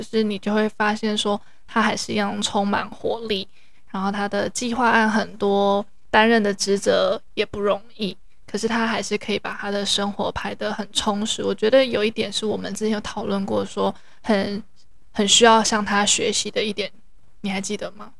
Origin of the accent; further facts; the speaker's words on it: Taiwan; 我有是来自台湾